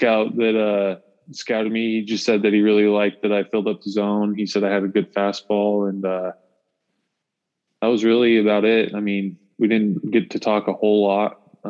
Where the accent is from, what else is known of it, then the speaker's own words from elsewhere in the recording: Vernal, Utah, United States; Strictly in Utah for my entire life. So born and raised in Vernal, Utah.